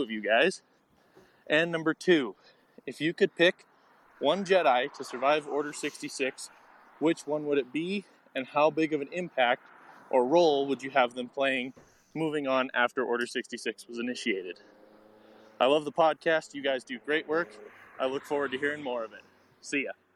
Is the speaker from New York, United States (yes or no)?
no; Montana, United States; I'm from Montana